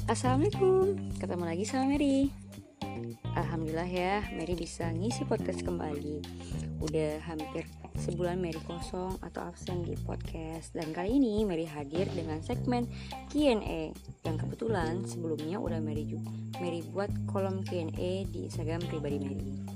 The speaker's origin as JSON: {"language": "Indonesian", "town": "Padang", "region": "West Sumatra", "country": "Indonesia", "tie": "born or raised there", "also_born_or_lived": "Cianjur, West Java", "said": "S M P Negeri dua belas Padang, terus lanjut lagi ke S M A Negeri dua belas Padang dan sekarang di Universitas Andalas."}